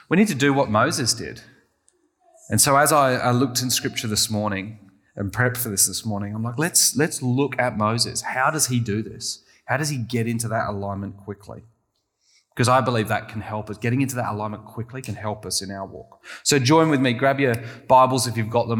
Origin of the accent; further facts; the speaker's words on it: England, United Kingdom; I'm very English